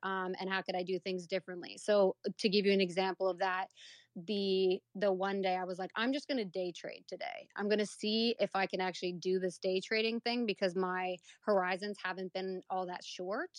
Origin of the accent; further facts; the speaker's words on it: Canada; I was born and raised in Canada